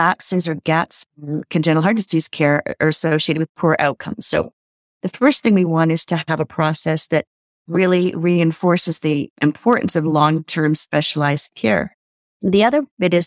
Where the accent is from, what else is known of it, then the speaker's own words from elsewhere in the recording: Canada; So I'm Canadian